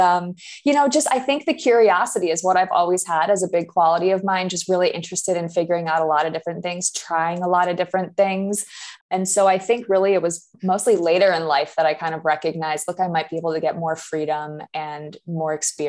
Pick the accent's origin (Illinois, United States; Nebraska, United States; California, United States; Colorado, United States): Illinois, United States; Chicago; also born or lived in Indiana; I am originally. Yeah. I went to school in Indiana, did a bunch of traveling around the world, and then landed back here in Chicago.